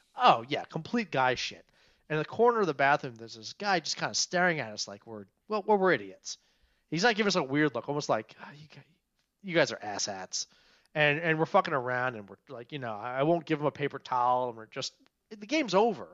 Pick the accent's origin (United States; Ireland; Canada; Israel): United States; Montgomery County, Maryland; also born or lived in Frederick, Maryland; I'm a Maryland guy. I grew up in Montgomery County.